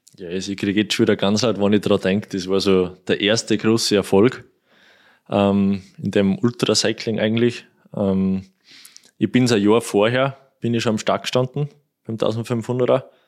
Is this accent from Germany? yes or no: no; Kuchl, Salzburg, Austria; Kuchel durch, das ist mein Heimatort, also da kenne ich jeden, jedes Schlagloch